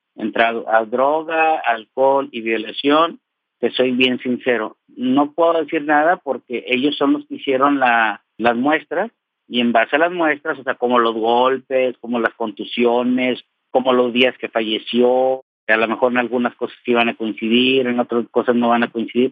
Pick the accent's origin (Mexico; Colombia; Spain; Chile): Mexico; also born or lived in Apodaca, Nuevo León; Yo soy mexicano, 100% mexicano, vivo en el norte del país, en Apodaca, Nuevo León